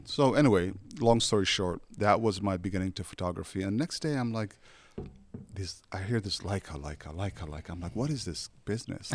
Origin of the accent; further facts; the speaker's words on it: Somalia; English is a second language; now in United States; I come from Somalia